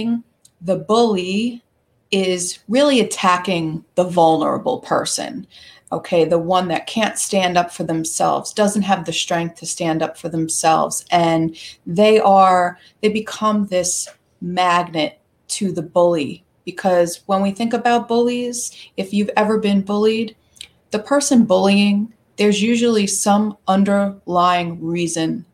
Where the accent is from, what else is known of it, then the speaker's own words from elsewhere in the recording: New York, United States; I am a New Yorker. I live on the eastern end of Long Island, New York